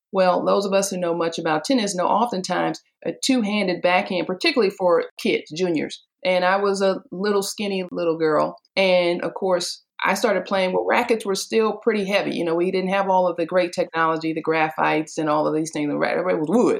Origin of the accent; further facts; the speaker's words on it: Detroit, Michigan, United States; I grew up in Detroit, Michigan